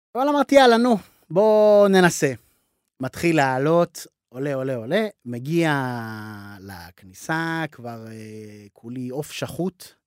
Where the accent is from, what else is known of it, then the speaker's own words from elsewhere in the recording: Israel; אני ישראלי